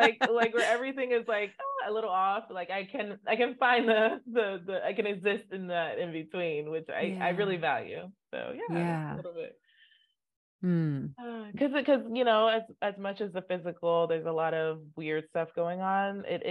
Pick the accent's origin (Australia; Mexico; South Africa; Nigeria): Nigeria; Both my parents are Catholic. Mm. So I grew up in the Catholic Church, and which is very common in Nigeria. It's a very dominant religion in Nigeria.